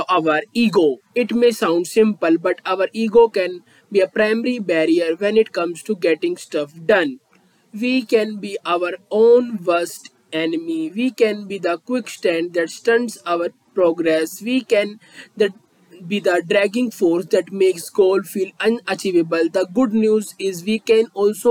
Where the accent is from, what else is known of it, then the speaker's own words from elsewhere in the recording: India; I am from India.